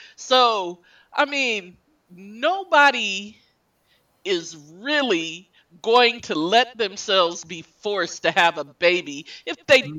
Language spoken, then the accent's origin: English; El Paso, Texas, United States; moved away as an adult; now in Michigan, United States; my home state